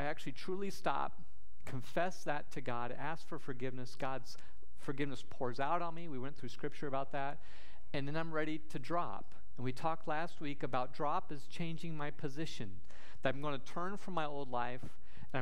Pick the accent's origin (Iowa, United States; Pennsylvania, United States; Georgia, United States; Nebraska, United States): Nebraska, United States; Sidney; my hometown of Sydney, Nebraska